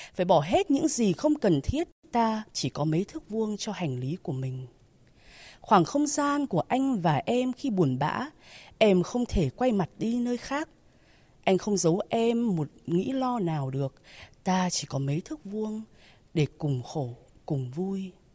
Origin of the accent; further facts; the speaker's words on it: Hanoi, Vietnam; tôi sinh ra và lớn lên ở Hà Nội